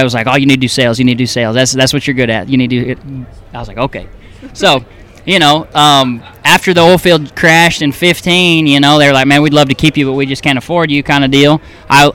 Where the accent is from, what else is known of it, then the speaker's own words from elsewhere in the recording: Dallas, Texas, United States; now in East Texas, United States; I grew up in North Dallas, 635 in Marsh